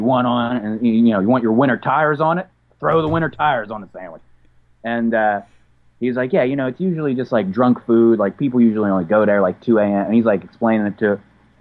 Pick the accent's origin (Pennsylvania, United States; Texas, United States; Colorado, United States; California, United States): Pennsylvania, United States; Pittsburgh; moved away as an adult; I'm from Pittsburgh